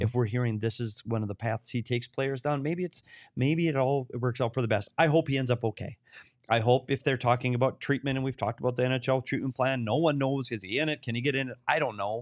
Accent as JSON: {"language": "English", "town": "Bemidji", "region": "Minnesota", "country": "United States", "tie": "born or raised there", "said": "my hometown of Bemidji, Minnesota"}